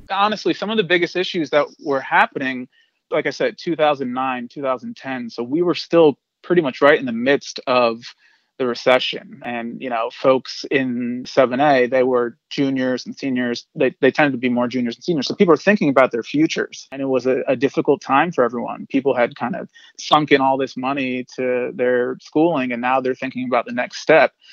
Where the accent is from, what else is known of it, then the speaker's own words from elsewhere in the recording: Delaware, United States; moved away as an adult; now in New York City, United States; I'm originally from Delaware. I came to New York as an 18-year-old